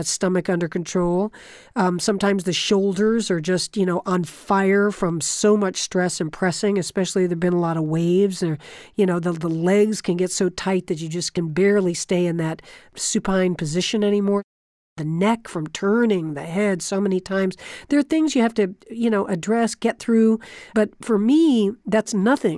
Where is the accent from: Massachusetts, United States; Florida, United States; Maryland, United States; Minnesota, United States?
Florida, United States; I grew up in Florida, right on the ocean.